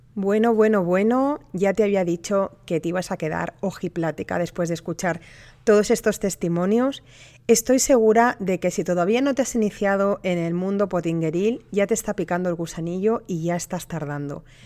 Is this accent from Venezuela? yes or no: no; Spain; las personas que me escuchan también en mi país